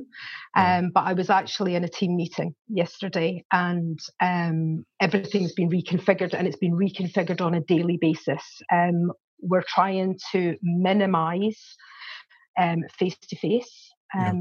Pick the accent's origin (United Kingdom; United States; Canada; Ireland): United Kingdom; Scotland; now in Warwickshire, United Kingdom; I'm originally from Scotland. That's why I've got a strange accent. But I've lived here for 27 years